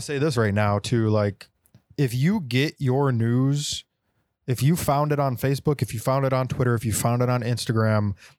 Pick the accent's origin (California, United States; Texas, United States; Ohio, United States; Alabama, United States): Texas, United States; born there; I was born in Texas, y'all.